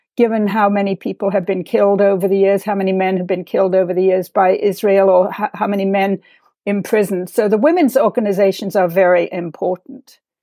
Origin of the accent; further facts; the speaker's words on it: England, United Kingdom; my growing up in England